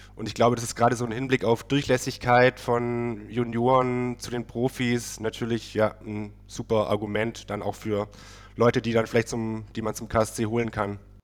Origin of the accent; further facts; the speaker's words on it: Baden-Württemberg, Germany; now in Berlin, Germany; ich komme aus Süden Deutschlands, aber tatsächlich äh, von, der, von der falschen Seite, okay. Württemberger Seite